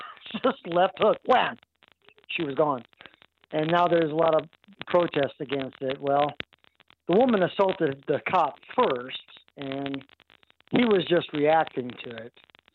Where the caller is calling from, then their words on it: Arkansas, United States; I'm from Arkansas.